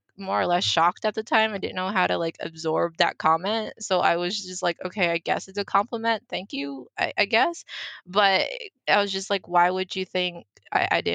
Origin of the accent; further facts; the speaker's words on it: United States; first language Mandarin; English is a second language; also born or lived in Philadelphia; all my schooling was done in the US